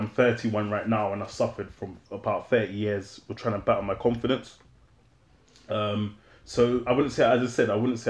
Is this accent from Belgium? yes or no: no; London, United Kingdom; I grew up in London, born in London, grew up in London